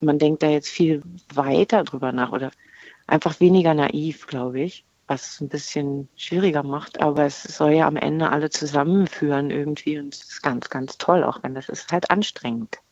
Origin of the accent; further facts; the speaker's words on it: Berlin, Germany; accent: Berlinisch; also born or lived in Bremen; Ich bin halt mit vier nach Berlin gekommen